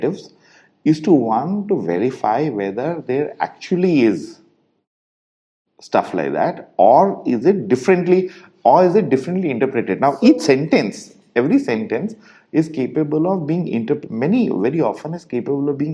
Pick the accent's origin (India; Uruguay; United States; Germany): India; us Indians